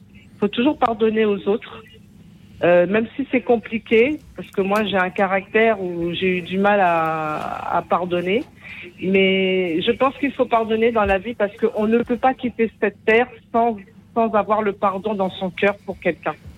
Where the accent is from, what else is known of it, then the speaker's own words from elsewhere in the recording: Paris, Île-de-France, France; also born or lived in Antilles; depuis mon enfance, dans le 14e arrondissement à Paris